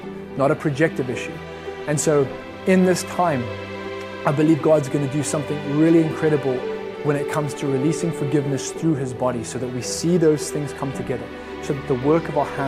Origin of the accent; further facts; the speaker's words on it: Zimbabwe; I'm from Zim.